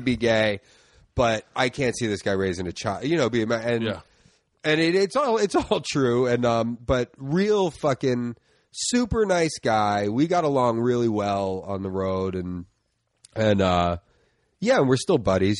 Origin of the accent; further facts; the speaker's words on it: Philadelphia, Pennsylvania, United States; I grew up in uh, the Northeast, like Tacony, Mayfair section okay. of uh, Philly